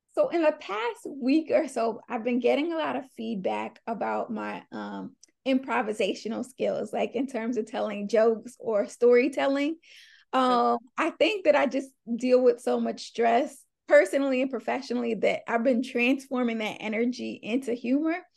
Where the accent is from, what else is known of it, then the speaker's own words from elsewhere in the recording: Long Island, New York, United States; I am from Long Island, New York, so the suburbs, but it's still New York